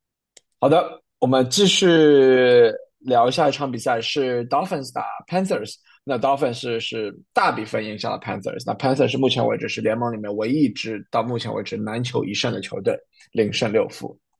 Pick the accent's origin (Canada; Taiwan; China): Canada; 是我们加拿大人啊